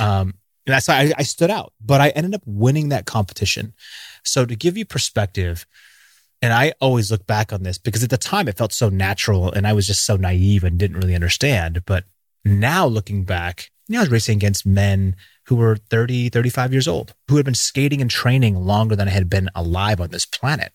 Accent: Seattle, Washington, United States; Growing up in Seattle, it rains all the time

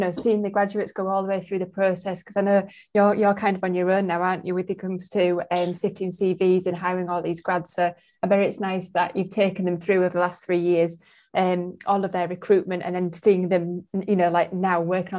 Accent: Bradford, Yorkshire and the Humber, United Kingdom; A big up to my hometown of Bradford. That's where I was born and bred.

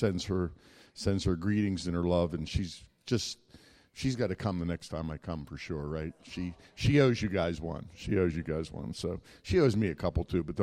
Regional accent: Pittsburgh, Pennsylvania, United States; I hail from Pittsburgh, Pennsylvania, the suburbs there

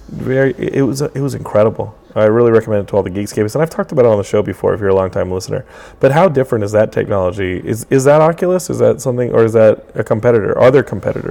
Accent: Austin, Texas, United States; I grew up in Austin

